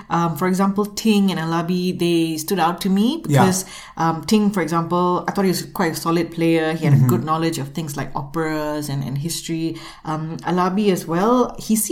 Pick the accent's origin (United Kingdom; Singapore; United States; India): Singapore; as a Singaporean myself